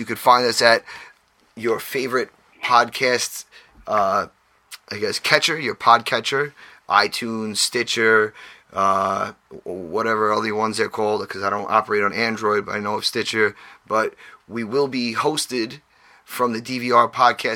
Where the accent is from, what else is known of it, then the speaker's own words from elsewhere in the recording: New York, United States; we tend to talk a little quick because we're from New York